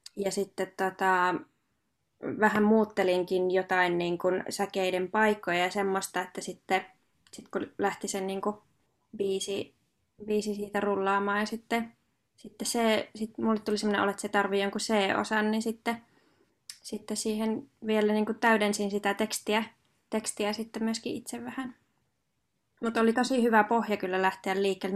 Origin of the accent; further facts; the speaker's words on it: Hankasalmi, Central Finland, Finland; mä oon itse Hankasalmelta kotoisin